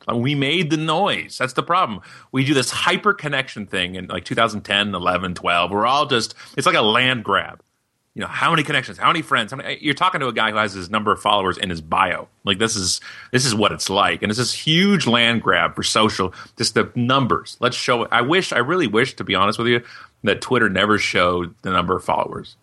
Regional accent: Canada; we're from Canada

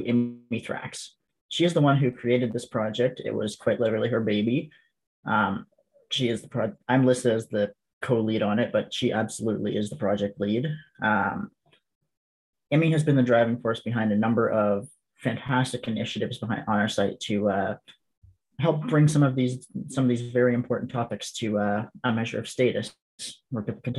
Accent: Canada; being Canadian

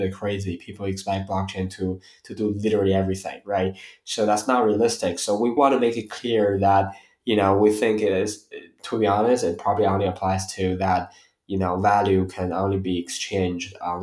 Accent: Beijing, China; moved away as an adult; also born or lived in Atlanta, Georgia, United States; I was born here in Beijing, went to US for college, stayed there for roughly 7 years

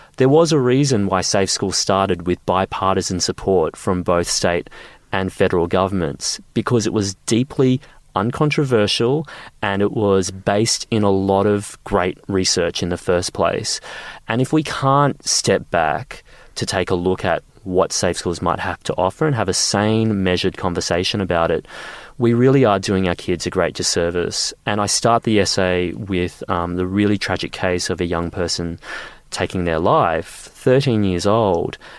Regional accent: Queensland, Australia; I grew up in Queensland

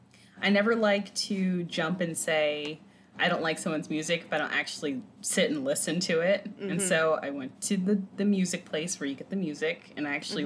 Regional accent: Los Angeles, California, United States; born there; because I was born in Los Angeles, so I didn't grow up there.

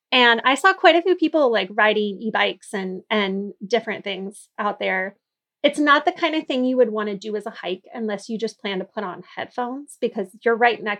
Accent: Portland, Oregon, United States; growing up in Portland

